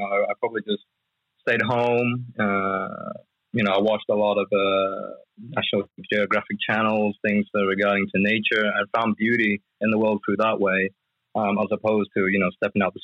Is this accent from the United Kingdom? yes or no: yes; United Kingdom; I grew up in the UK. I was born in the UK